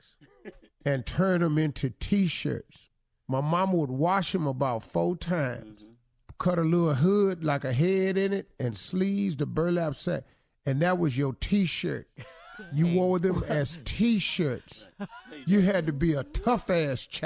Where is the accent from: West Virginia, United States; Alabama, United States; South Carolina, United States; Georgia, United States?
West Virginia, United States; McDowell County; born or raised there